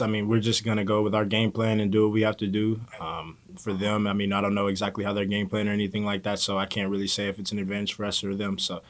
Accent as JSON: {"language": "English", "region": "Kentucky", "country": "United States", "tie": "born or raised there", "said": "This is the closest one that I have home to Kentucky. For my hometown, it's really about like 3.5 hours."}